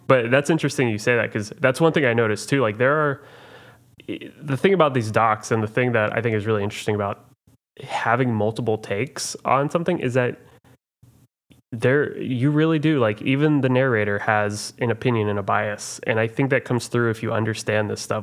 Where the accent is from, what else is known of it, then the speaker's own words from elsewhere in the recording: Oklahoma, United States; I'm from Oklahoma